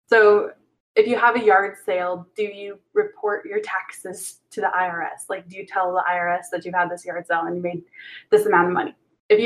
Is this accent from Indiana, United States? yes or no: yes; Indiana, United States; I'm not from Ohio.